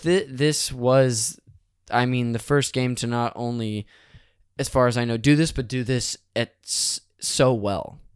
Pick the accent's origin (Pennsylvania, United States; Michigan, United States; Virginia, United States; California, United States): California, United States; Modesto; born or raised there; now in Los Angeles, United States